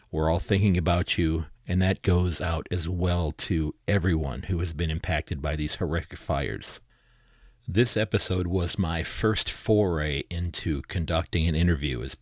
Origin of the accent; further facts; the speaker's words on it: Sandusky, Ohio, United States; from Sandusky, Ohio